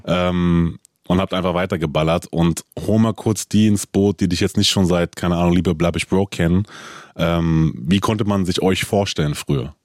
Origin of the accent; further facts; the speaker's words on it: Frankfurt, Hesse, Germany; ich bin auch in Frankfurt groß geworden